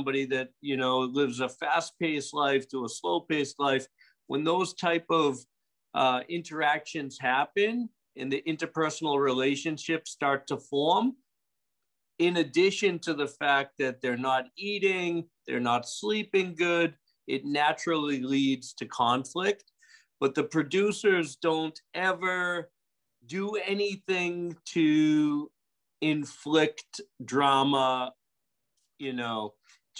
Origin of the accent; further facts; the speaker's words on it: Boston, Massachusetts, United States; moved away as an adult; now in Pensacola, United States; I'm originally from Boston. I've been living in Pensacola for about 16 years now